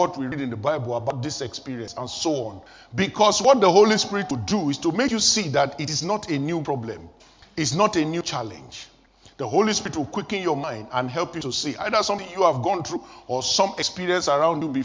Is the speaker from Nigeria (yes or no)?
yes; Nigeria; moved away as an adult; I was still living in Nigeria, my home country